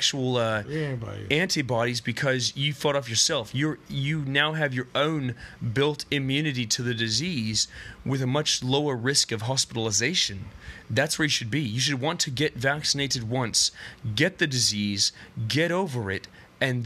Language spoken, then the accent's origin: English; Los Angeles, California, United States; I was born and raised in Los Angeles, California